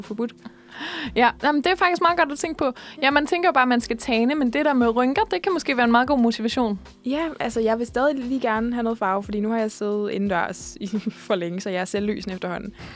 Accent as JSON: {"language": "Danish", "town": "Odense", "region": "Southern Denmark", "country": "Denmark", "also_born_or_lived": "Funen", "moved": "as an adult", "lives_now": "Copenhagen, Denmark", "said": "jeg er fra Odense"}